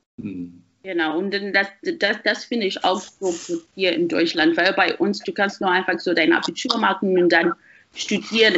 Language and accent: German; Harare, Zimbabwe; German is a second language; moved away as an adult; now in Germany; ich komme ähm, aus Zimbabwe und ich habe nur einfach die meiste Zeit meines Lebens in Zimbabwe verbracht, in Harare